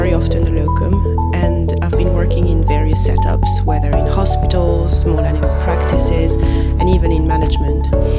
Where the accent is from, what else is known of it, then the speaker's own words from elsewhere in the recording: Belgium; I'm a vet from Belgium.